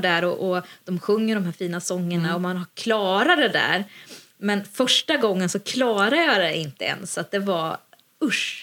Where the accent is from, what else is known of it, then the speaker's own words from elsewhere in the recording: Lesjöfors, Värmland, Sweden; Luciafirandet i Lesjöfors, där jag kommer ifrån